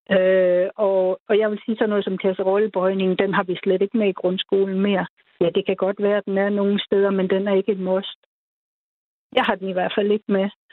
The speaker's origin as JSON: {"language": "Danish", "area": "the West Coast", "region": "West Jutland", "country": "Denmark", "tie": "born or raised there"}